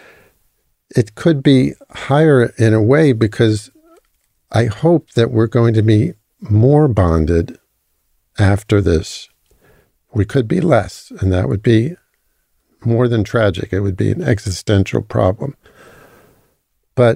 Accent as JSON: {"language": "English", "country": "United States", "tie": "born or raised there", "moved": "as an adult", "lives_now": "Israel", "said": "as an American who grew up in the U.S."}